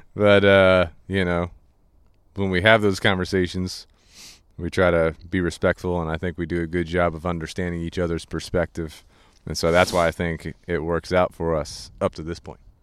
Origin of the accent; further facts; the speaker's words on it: Goose Creek, South Carolina, United States; we grew up in Goose Creek